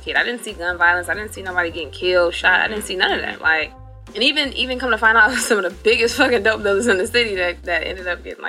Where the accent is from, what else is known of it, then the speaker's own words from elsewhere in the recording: Detroit, Michigan, United States; now in Los Angeles, United States; I was raised in Detroit 30 years ago, so it's a completely different place.